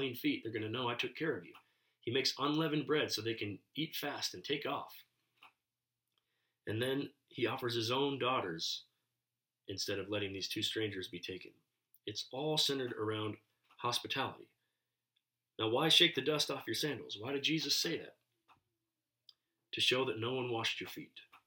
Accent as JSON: {"language": "English", "country": "United States", "said": "I'm an American"}